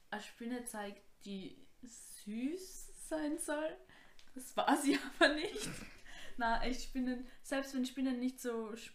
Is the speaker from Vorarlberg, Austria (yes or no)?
no; Kuchl, Salzburg, Austria; Und ich war ja. mal, ähm, bei uns in Kuchel gibt es so einen Club